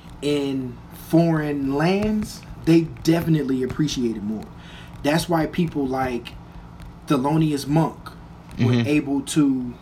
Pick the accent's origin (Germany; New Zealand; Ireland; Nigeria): Germany; also born or lived in Japan; I'm coming from Germany, which in the throngs of history was still kind of a, I won't say new society